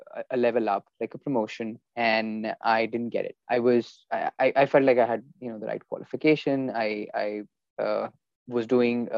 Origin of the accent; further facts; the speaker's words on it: India; moved away; growing up in India, you know, we had a good childhood